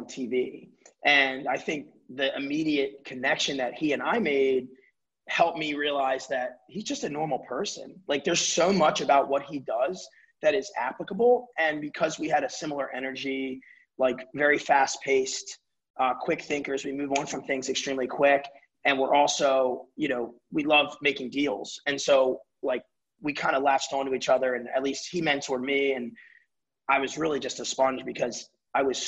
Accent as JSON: {"language": "English", "town": "Baltimore", "region": "Maryland", "country": "United States", "tie": "born or raised there", "said": "I was born and raised in Baltimore City"}